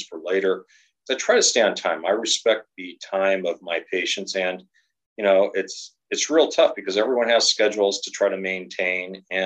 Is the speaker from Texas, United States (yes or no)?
no; Southern California, United States; growing up in Southern California